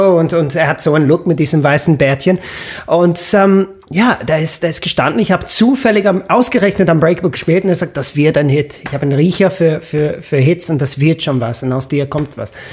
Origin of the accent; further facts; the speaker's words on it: Stratford-upon-Avon, West Midlands, United Kingdom; German is a second language; moved away as an adult; now in Vienna, Austria; meine Heimatstadt ohne die ganzen Touristen zu genießen. Weil Stratford-upon-Avon